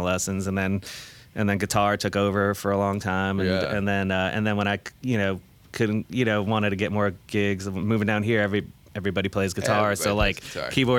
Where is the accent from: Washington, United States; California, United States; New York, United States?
New York, United States; Somers; moved away; also born or lived in Yonkers, New York / Fredonia, New York / the South; I was born in Yonkers, actually, and then we moved to Somers, upstate, which in quotes, because upstate